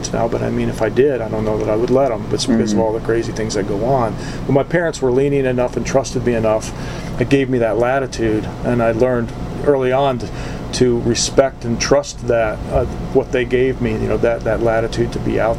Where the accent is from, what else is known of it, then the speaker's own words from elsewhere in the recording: Columbus, Ohio, United States; moved away as an adult; also born or lived in Upper Peninsula, Michigan; I grew up in Columbus, Ohio, so I went to school in Columbus